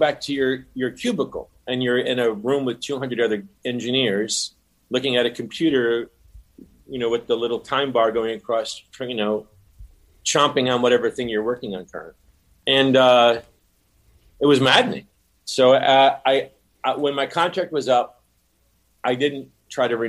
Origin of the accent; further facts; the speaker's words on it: Rhode Island, United States; I am from Rhode Island.